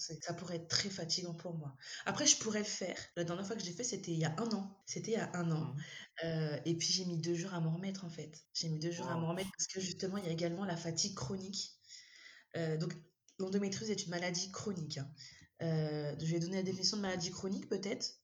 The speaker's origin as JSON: {"language": "French", "country": "Madagascar", "said": "je suis malgache, donc africaine"}